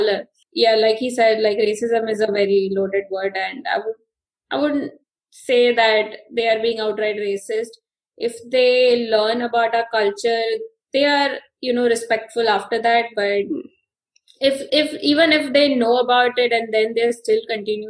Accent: Mumbai, Maharashtra, India; moved away; we're all from Mumbai and it's just we have our own slang and language

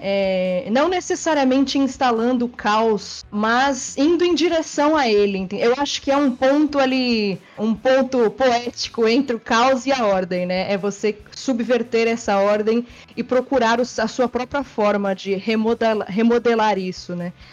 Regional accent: São Paulo, Brazil; eu vim da Zona Norte também.

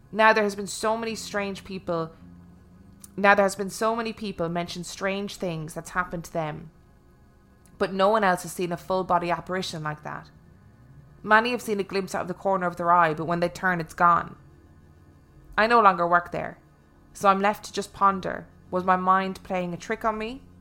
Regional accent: Ashland, Kentucky, United States; I'm from Ashland, Kentucky, and at one time worked in a 10 story hotel.

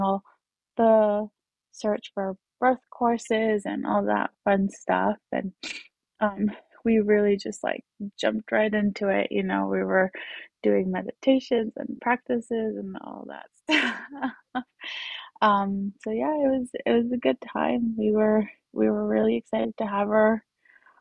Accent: Utah, United States; also born or lived in Colombia; raised in Utah

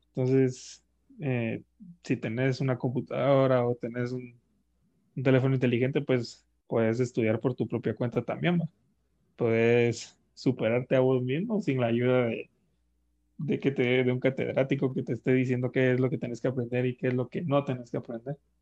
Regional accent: Guatemala; como población guatemalteca

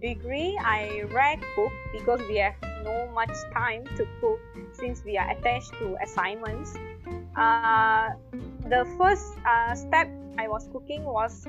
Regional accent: Malaysia; also born or lived in Kuala Lumpur; I'm back to my hometown, staying with my parents now, like past 2 to 3 months

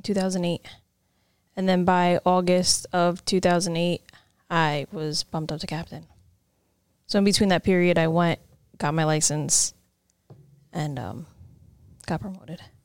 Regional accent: Cliffside Park, New Jersey, United States; I was born and raised in Jersey

